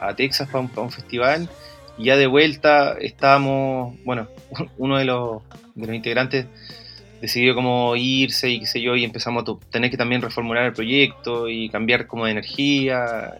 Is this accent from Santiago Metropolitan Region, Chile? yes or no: no; Valparaíso, Chile; nosotros somos de ahí, de Playa Ancha. Eh, nacido y criado en, en, en Playa Ancha